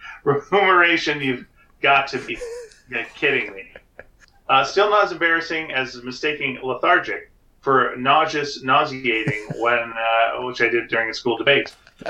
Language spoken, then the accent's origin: English; North Carolina, United States; accent: North Carolina; After learning of my mistake, I pronounced it with my North Carolina accent, with the typical exaggerated R.